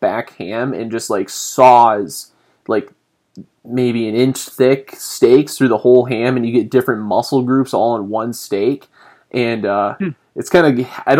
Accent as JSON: {"language": "English", "region": "Southern Michigan", "country": "United States", "tie": "born or raised there", "moved": "yes", "said": "I grew up in Southern Michigan"}